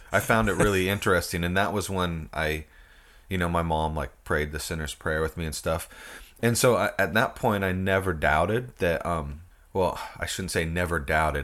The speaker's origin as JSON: {"language": "English", "town": "Port Angeles", "region": "Washington", "country": "United States", "tie": "born or raised there", "said": "I was born and raised in Port Angeles, Washington"}